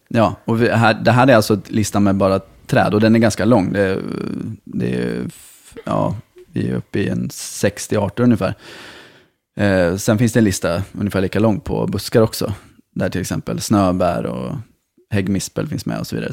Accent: Malmö, Skåne, Sweden; som Malmöbo

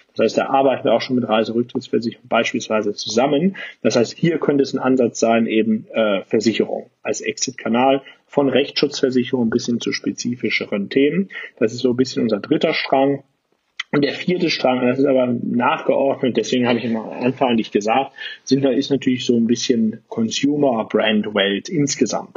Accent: Aachen, North Rhine-Westphalia, Germany; komme ja wie gesagt aus Aachen, bin äh, echter Rheinländer

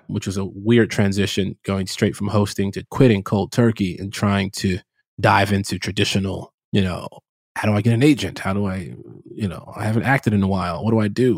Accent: Chicago, Illinois, United States; I grew up in Chicago, uh, south side of Chicago

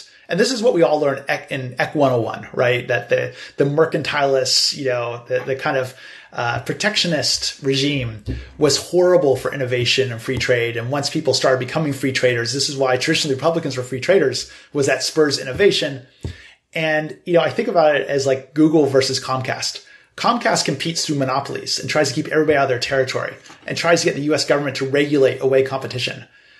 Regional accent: United States; also born or lived in China; we're all U.S. citizens. We happen to understand China very well, and we came from China, and many of us built our careers in China originally, but we're from America and we're based in America.

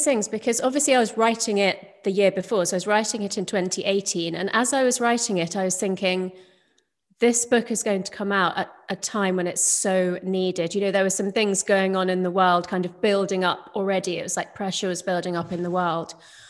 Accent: London, United Kingdom; So my parents emigrated from India to the UK, and I was born in London during the 70s. And so obviously, you know, I went to school in the UK.

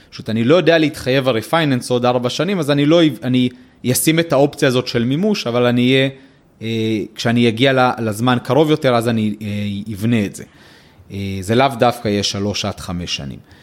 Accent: Israel

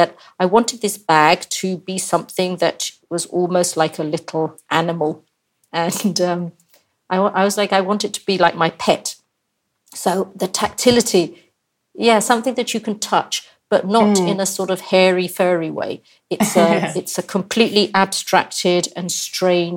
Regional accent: India; I'm from India

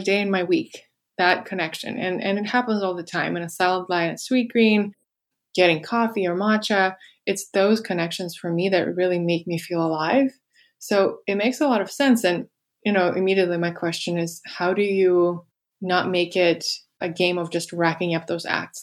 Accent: Moscow, Russia; moved away; I grew up in Russia in Moscow, and I just never felt like I belonged there

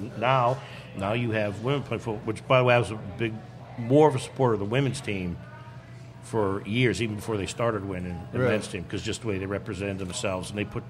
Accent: Pittsburgh, Pennsylvania, United States; moved away; I was originally from Pittsburgh.

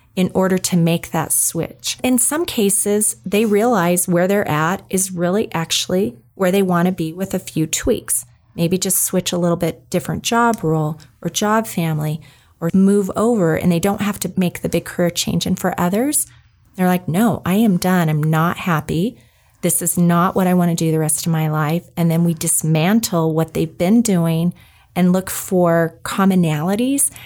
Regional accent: New Mexico, United States; I grew up in New Mexico

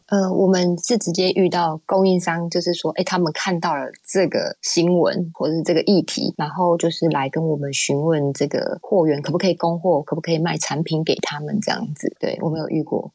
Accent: Taiwan; 原来扁食柠檬是我们台湾原生种

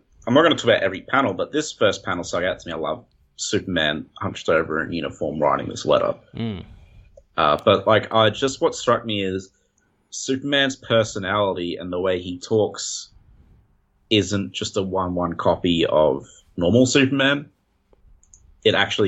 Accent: Australia

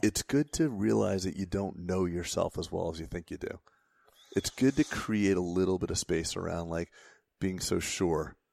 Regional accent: Florida, United States; I grew up in Florida

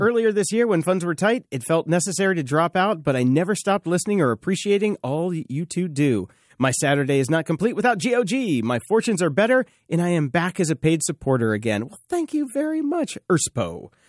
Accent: the South, United States; I grew up in the South and I grew up around her

